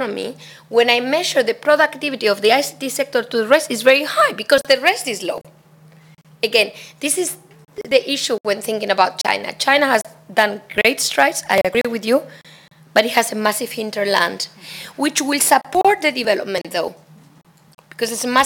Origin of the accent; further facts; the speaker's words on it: Spain; Spain, my home country